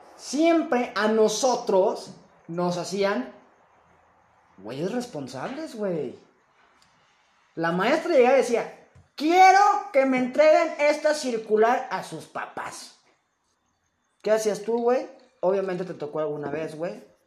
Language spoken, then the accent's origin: Spanish; Mexico; a veces te me arrepiento de ser mexicano, güey. Pero me amo siendo mexicano.